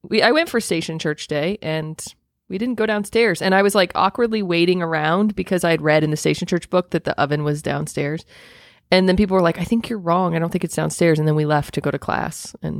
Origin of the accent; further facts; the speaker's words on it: Indiana, United States; also born or lived in Southern US; I'm from Indiana and I've been transplanted into the South.